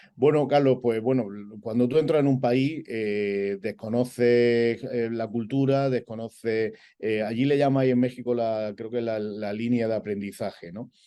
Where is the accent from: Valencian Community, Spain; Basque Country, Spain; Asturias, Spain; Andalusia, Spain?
Andalusia, Spain; Granada; also born or lived in Madrid; yo me considero granadino a todos los efectos porque me he desarrollado allí tanto, tanto personal como profesionalmente.